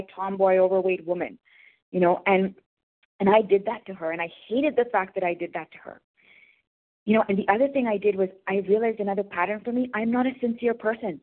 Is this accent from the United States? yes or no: no; India; I'm from India